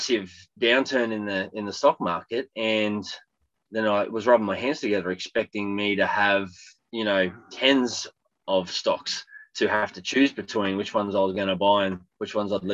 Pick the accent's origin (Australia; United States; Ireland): Australia; accent: Australian; I'm Australian, if you couldn't tell by the accent.